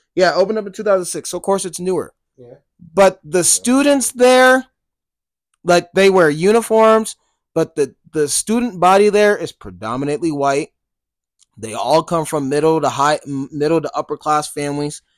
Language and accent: English; Colorado, United States; I love my home state